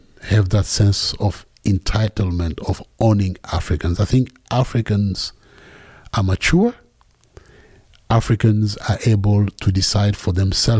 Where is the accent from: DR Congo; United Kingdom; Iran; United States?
DR Congo; North Katanga, Tanganyika; English is a second language; in my tribe, I'm from the Luba people in North Katanga area